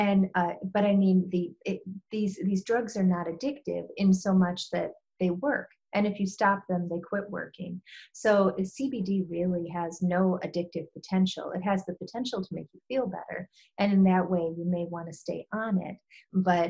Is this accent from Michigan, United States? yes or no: yes; Michigan, United States; moved away; I spend some time in Michigan. That's my home state